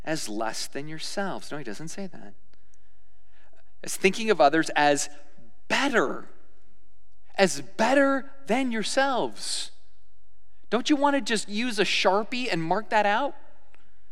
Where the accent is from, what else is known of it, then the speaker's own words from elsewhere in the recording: United States; as American Christians